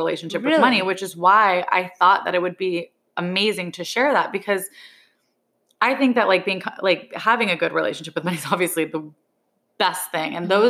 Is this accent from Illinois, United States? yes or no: no; New York, United States; as a New Yorker, I think it's not weird when you ask somebody how much they pay for rent because everybody knows.